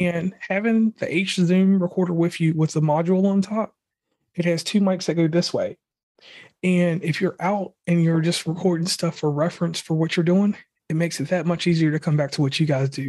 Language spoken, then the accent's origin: English; Lynchburg, Virginia, United States; moved away; I'm originally from Virginia. I'm from a, a town in Lo, Lynchburg, Virginia. I'm a Jerry Falwell guy. That's, that's, you know, where I was raised